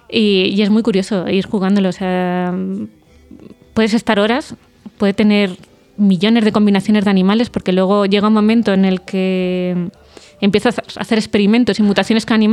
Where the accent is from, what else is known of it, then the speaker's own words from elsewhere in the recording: Vallecas, Community of Madrid, Spain; Para los que somos de Vallecas.